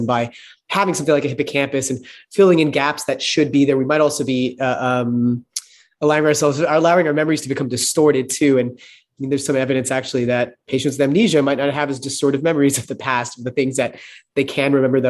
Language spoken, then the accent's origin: English; Texas, United States; So it might be a fact to me that I grew up in Texas